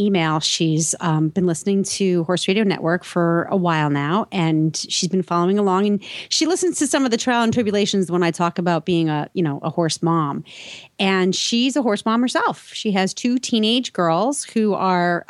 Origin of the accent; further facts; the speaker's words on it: New England, United States; I'm from New England